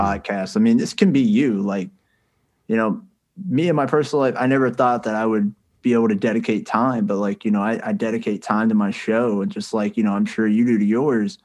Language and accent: English; the South, United States; I was born and raised here in the South